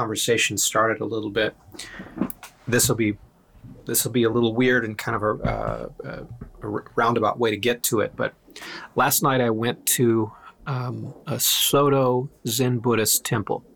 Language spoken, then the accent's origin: English; Iceland; moved away; I was born in Iceland